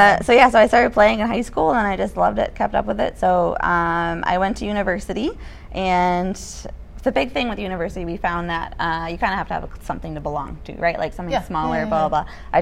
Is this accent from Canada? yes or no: yes; Winnipeg, Manitoba, Canada; born there; I was born in Winnipeg. I was born the night the Jets were kicked out of the playoffs, so my dad still blames me.